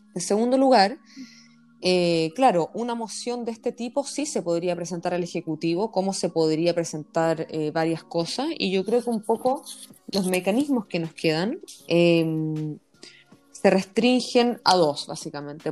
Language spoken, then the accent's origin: Spanish; Chile; como judía chilena